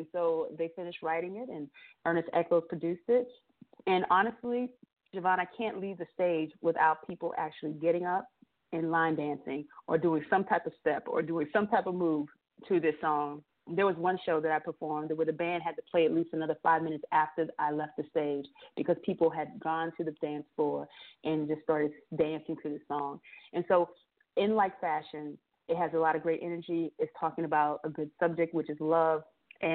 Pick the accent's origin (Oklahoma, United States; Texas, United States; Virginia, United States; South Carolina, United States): South Carolina, United States; Bluffton; between Hilton Head Island and my hometown, Bluffton, South Carolina.